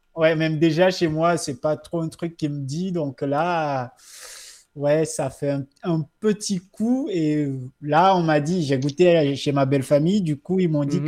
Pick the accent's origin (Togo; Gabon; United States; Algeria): Togo; now in Lyon, France; le Togo qui est mon pays.